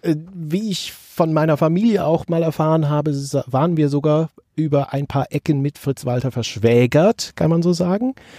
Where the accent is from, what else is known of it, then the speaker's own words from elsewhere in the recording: Bonn, North Rhine-Westphalia, Germany; also born or lived in Kaiserslautern; mein Akzent nicht, weil ich äh, schon zwei Monate nach meiner Geburt im Prinzip nach Bonn umgetopft wurde